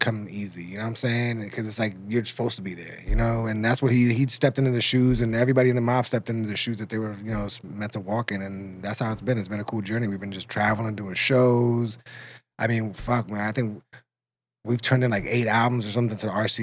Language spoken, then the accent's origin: English; New York, United States; moved away as an adult; also born or lived in Puerto Rico; now in Los Angeles, United States; I'm originally from Puerto Rico. I grew up in New York and LA. Yeah, yeah. But I grew up in, you know, mostly New York